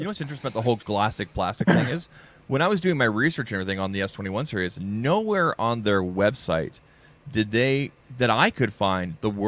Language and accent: English; Canada; I'm Canadian.